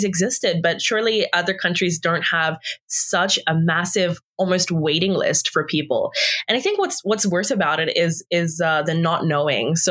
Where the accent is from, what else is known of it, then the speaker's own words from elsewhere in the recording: Australia; now in Canada; I'm from Australia